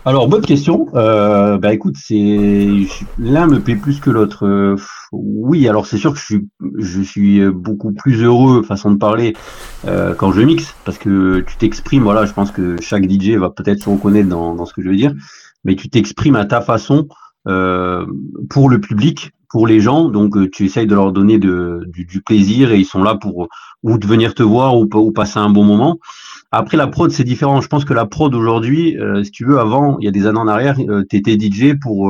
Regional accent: Corsica, France; chez moi en Corse.

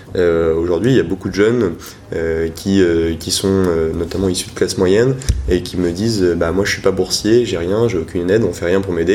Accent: Rennes, Brittany, France; also born or lived in Paris; je suis originaire donc de Rennes.

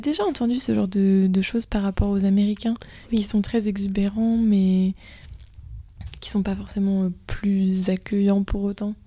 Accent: Brittany, France; je viens de Bretagne

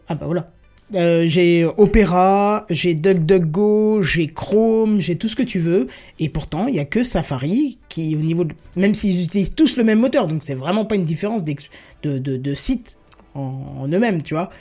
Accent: Grand Est, France; je viens du Grand Est

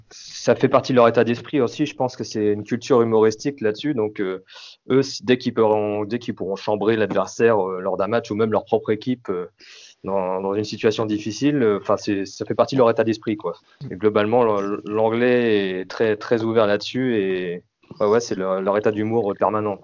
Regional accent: Guingamp, Brittany, France; moved away as an adult; also born or lived in South West England; now in England; je suis originaire de Guingamp

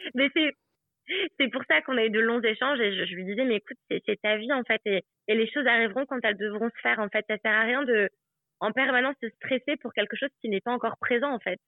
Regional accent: Aix-les-Bains, Auvergne-Rhône-Alpes, France; moved away as an adult; also born or lived in Annecy; now in New Zealand; je suis née à Annecy, qui est en Haute-Savoie, et après, j'ai grandi à Aix-les-Bains, qui est en Savoie

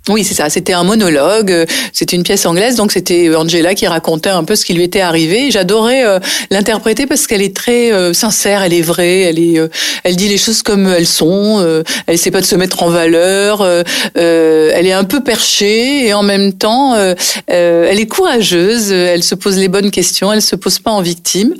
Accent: Nice, Provence-Alpes-Côte d'Azur, France; moved away as an adult; also born or lived in Paris; j'ai passé toute mon enfance à Nice et je suis restée à Nice jusqu'au moment où j'ai décidé d'être comédienne et de partir à Paris. Donc j'avais 22 ans

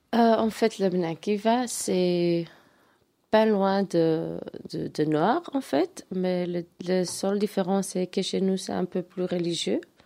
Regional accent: Antwerp, Flanders, Belgium; je suis grandi en Verse

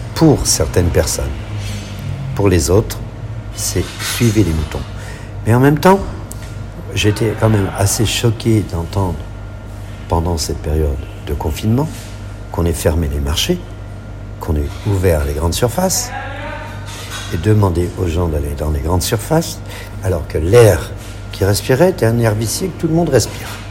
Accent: France; chez nous en France

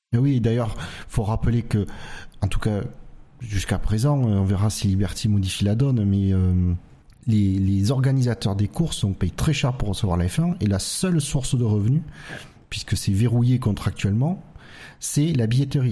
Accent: France; en tant que Français européen

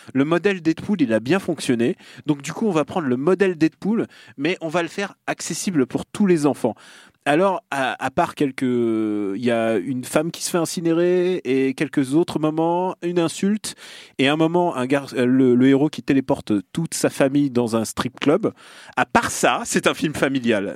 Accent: Russia; moved away; là d'où je viens

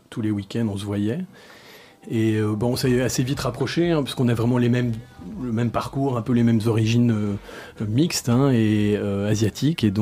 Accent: Brussels, Brussels-Capital Region, Belgium; je suis né à Bruxelles, j'ai grandi à Bruxelles, j'étais à l'école européenne, euh, donc c'était une super éducation. En fait, j'ai, bon, mon père est belge d'origine russe et ma mère est thaïlandaise. donc voilà, je suis un, petit mélange et j'ai grandi à Bruxelles

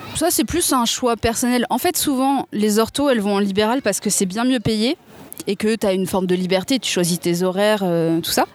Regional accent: Seine-et-Marne, Île-de-France, France; je suis née en Seine-et-Marne

